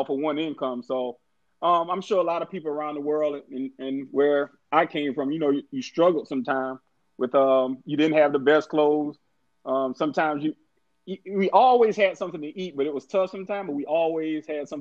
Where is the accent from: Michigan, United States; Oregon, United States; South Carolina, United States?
South Carolina, United States; Orangeburg; December 18th, 1973 was the day I was born in Orangeburg, South Carolina